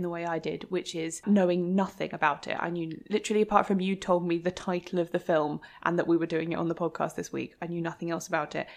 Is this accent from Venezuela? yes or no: no; United Kingdom